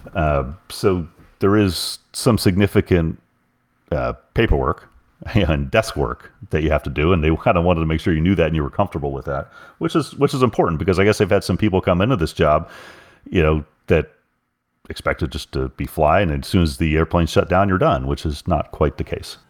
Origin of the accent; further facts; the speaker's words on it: Oklahoma, United States; I'm from Oklahoma